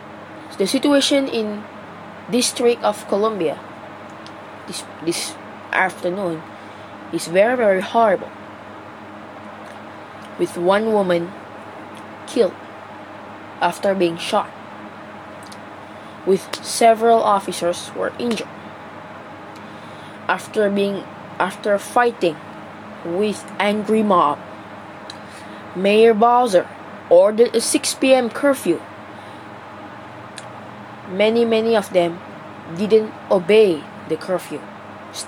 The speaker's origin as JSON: {"language": "English", "country": "Malaysia", "said": "I, as the Malaysian citizens"}